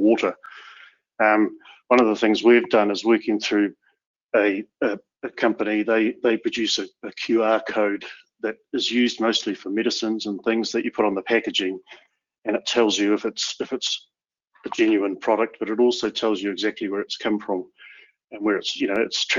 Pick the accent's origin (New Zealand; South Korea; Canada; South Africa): New Zealand; My home country of New Zealand